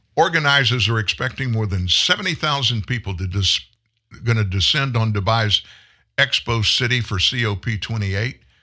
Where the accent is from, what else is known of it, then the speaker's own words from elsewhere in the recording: Louisiana, United States; I'm from Louisiana